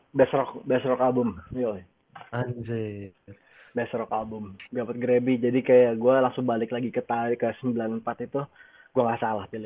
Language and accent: Indonesian; Indonesia; Dia bule, gue orang Indo.